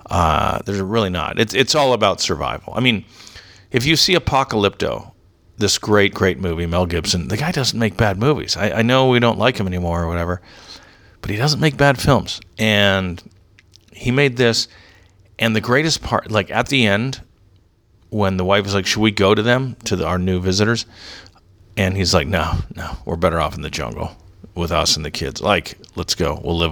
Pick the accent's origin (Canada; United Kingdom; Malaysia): Canada; Yeah, I'm Canadian, Christian, English, liberal.